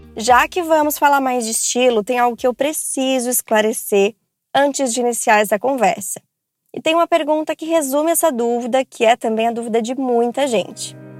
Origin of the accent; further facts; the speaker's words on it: Santos, São Paulo, Brazil; tenho 33 anos, sou de Santos, São Paulo.